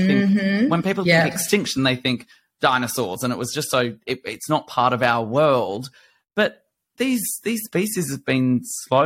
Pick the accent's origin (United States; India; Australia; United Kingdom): Australia; Blue Mountains, New South Wales; I grew up in the Blue Mountains bush